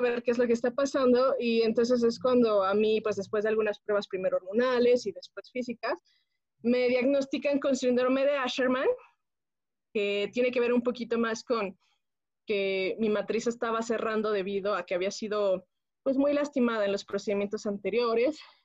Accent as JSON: {"language": "Spanish", "town": "Pachuca", "region": "Hidalgo", "country": "Mexico", "tie": "born or raised there", "moved": "as an adult", "lives_now": "Mexico City, Mexico", "said": "yo soy originaria de Pachuca Hidalgo, pero residimos actualmente acá en la Ciudad de México"}